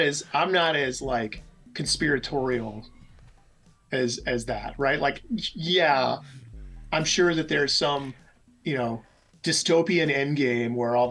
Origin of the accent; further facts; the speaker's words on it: Mesa, Arizona, United States; I'm from Mesa, Arizona.